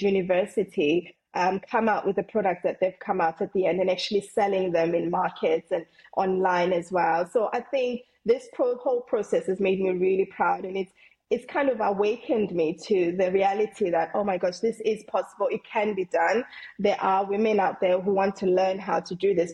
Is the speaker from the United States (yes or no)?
no; South Africa; moved away as an adult; now in England; I'm originally from South Africa, I came to England when I was 18